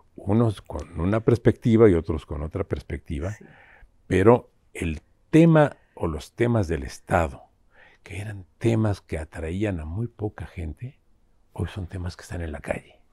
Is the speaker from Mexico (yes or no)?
yes; Mexico; como mexicanos